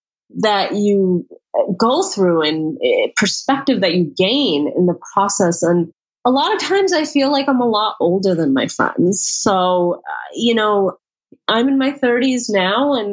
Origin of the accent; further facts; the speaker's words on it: United States; as an American woman